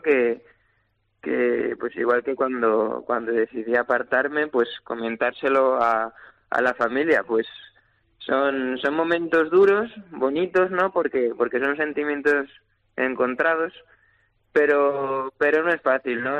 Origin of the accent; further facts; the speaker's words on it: Valencia, Valencian Community, Spain; mi plaza, por encontrarme en mi tierra y sobre todo ante mi gente